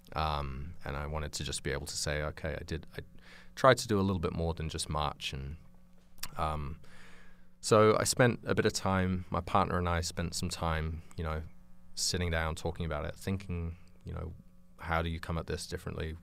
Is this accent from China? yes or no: no; United Kingdom; moved away as an adult; also born or lived in New Zealand; originally, uh, I grew up in England, in, um, just outside London